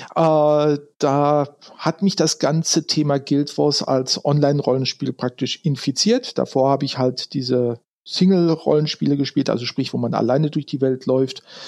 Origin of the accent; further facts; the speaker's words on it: Ruhr area, North Rhine-Westphalia, Germany; moved away as an adult; now in Frankfurt, Germany; Ursprünglich komme ich, äh, wenn die Hörer es kennen sollten, aus dem Ruhrgebiet, also da, wo ursprünglich mal die Kohle herkommt